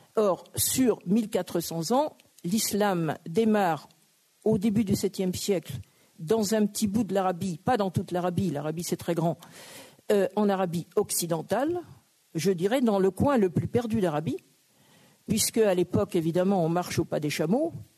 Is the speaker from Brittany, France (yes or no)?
yes; Brittany, France; je suis bretonne